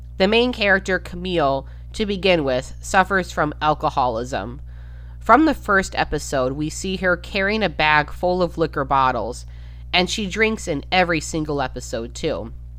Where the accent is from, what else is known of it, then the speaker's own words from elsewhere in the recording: Midwest, United States; And even though I'm from the Midwest, and this is, as we went over, a far more southern than Midwestern town, I could still relate.